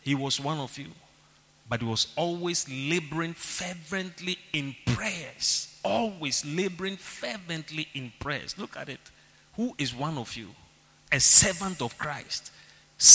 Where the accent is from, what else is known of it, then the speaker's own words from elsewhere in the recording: Ghana; Even your accent. As a Ghanaian in Nigeria.